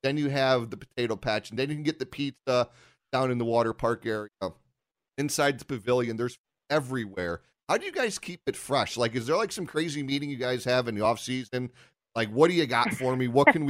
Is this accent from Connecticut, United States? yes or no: yes; Bristol, Connecticut, United States; We grew up in Bristol.